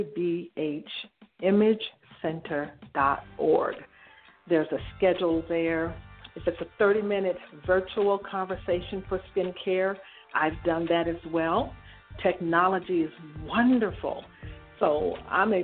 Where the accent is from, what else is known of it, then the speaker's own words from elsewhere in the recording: Detroit, Michigan, United States; I was born and raised in Detroit, Michigan